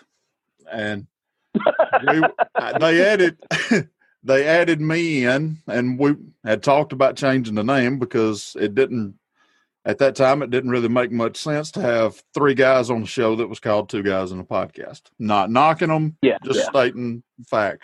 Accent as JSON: {"language": "English", "area": "Walker County", "region": "Alabama", "country": "United States", "said": "I'm from Walker County, actually. I live in a little community called Dilworth."}